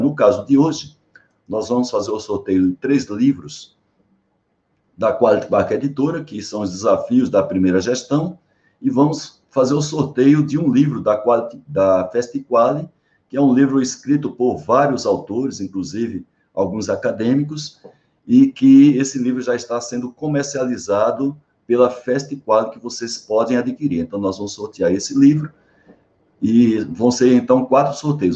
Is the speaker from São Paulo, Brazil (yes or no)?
no; Paraíba, Brazil; also born or lived in João Pessoa; apesar de eu não ter nascido em João Pessoa, mas desde 12 anos de idade, fui, fui eu sou paraibano, né? fui morar em João Pessoa